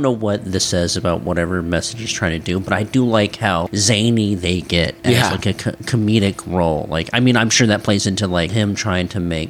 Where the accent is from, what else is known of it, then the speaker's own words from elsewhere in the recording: United States; as an American